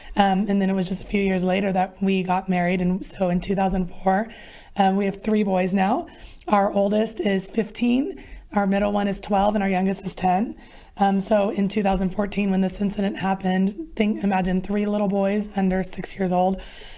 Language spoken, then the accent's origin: English; Sacramento, California, United States; I grew up in Sacramento as well.